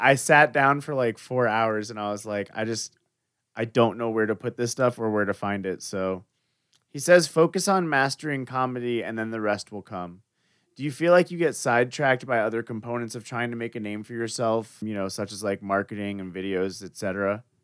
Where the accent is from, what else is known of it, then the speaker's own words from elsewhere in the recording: Florida, United States; I was raised in Florida, but I will state that I wasn't born there